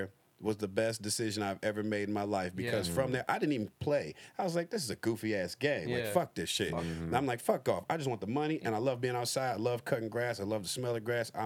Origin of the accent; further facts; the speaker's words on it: Detroit, Michigan, United States; I'm from Detroit